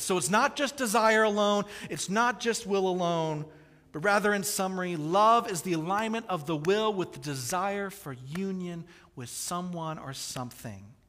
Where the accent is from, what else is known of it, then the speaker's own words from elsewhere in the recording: Kansas City, Missouri, United States; I grew up in Kansas City, the barbecue capital of the world.